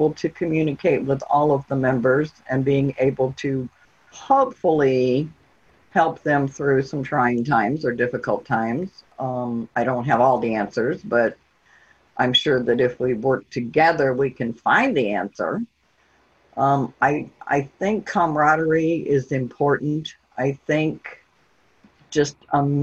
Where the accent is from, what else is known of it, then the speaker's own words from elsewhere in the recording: Virginia Beach, Virginia, United States; moved away as an adult; also born or lived in Millington, Tennessee / Memphis, Tennessee / Mississippi; We went back to Virginia Beach because I'm from Virginia Beach, Virginia.